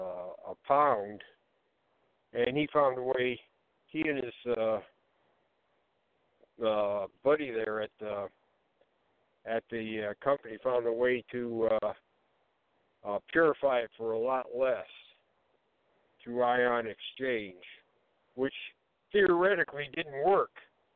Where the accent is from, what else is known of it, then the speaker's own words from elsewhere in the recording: Ohio, United States; born there; I was born in Ohio.